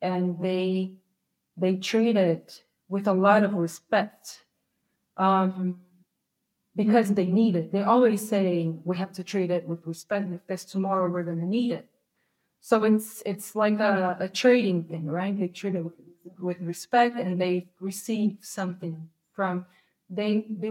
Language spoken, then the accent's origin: English; Rio de Janeiro, Brazil; I'm from Rio